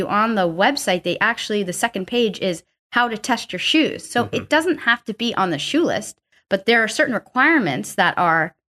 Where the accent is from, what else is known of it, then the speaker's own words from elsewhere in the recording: East Coast, United States; I'm from the East Coast. I call them sneakers.